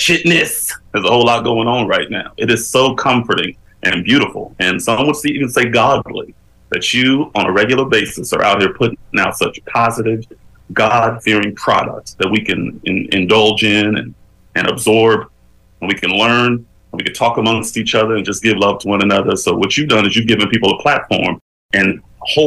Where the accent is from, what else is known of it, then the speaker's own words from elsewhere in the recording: Bakersfield, California, United States; moved away as an adult; now in Los Angeles, United States; I grew up in a pretty rough neighborhood back in Bakersfield